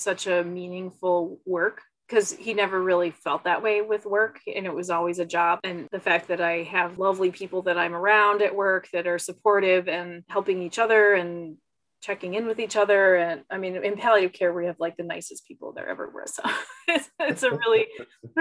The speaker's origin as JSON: {"language": "English", "area": "outside of Houston", "region": "Texas", "country": "United States", "tie": "born or raised there", "moved": "yes", "said": "growing up outside of Houston"}